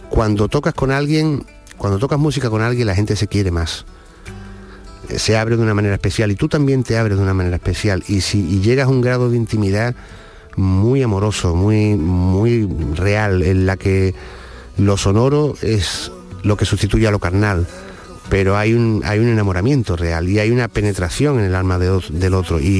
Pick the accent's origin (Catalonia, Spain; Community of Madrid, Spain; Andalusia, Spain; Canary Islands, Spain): Andalusia, Spain; Seville; yo que soy sevillano con raíces onubenses también y también en Cádiz